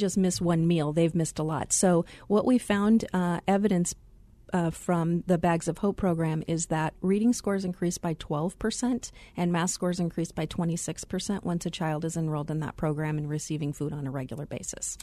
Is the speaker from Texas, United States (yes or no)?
no; Glendale, Arizona, United States; also born or lived in Chicago area; I had the pleasure of growing up in the Glendale area.